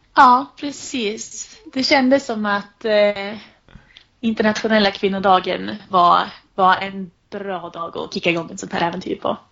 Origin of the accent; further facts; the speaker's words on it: Sundsvall, Västernorrland County, Sweden; also born or lived in Uppsala; när jag satt där hemma i Sundsvall